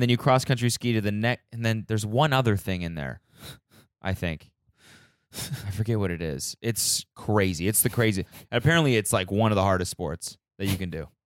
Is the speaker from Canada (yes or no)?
yes; Canada; moved away; my homeland